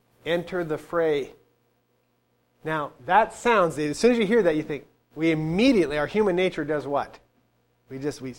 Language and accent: English; United States; Us as American citizens